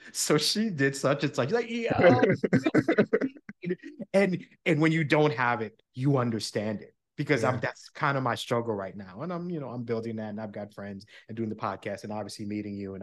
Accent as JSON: {"language": "English", "region": "New York", "country": "United States", "tie": "born or raised there", "also_born_or_lived": "New Jersey", "moved": "as an adult", "lives_now": "Florida, United States", "said": "I grew up in New York. I'm a New Yorker through and through, but I live in Florida now."}